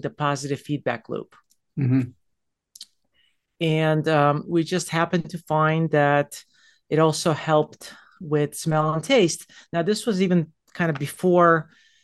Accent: United States; moved away as an adult; also born or lived in New York; now in Las Colinas, Texas, United States; I'm an East Coaster. I lived in New Jersey and New York

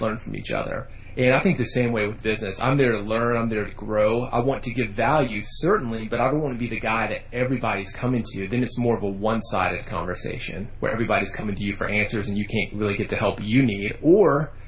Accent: Nashville, Tennessee, United States; growing up in Nashville, music is what we

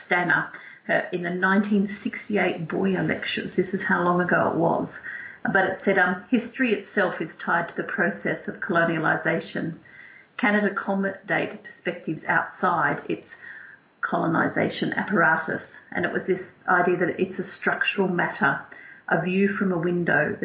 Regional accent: Northern Territory, Australia; moved away; I grew up in a mining town at the top of Australia in the Northern Territory

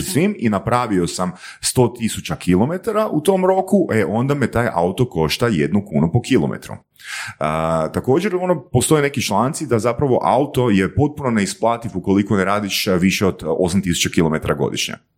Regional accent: Varaždin, Varaždin County, Croatia; now in Zagreb, Croatia; Ja sam iz Varaždina rodom

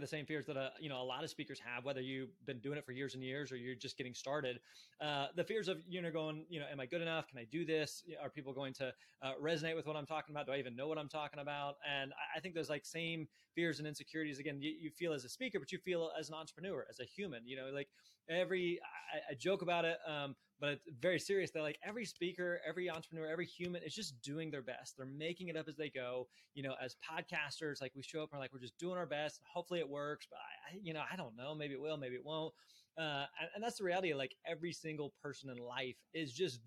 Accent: Springfield, Missouri, United States; I grew up in Springfield, Missouri, Southwest Missouri.

